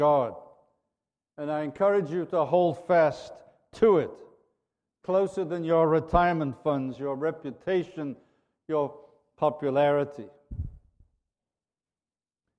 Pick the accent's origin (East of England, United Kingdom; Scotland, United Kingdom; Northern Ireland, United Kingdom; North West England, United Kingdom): North West England, United Kingdom; Liverpool; a fellow Liverpudlian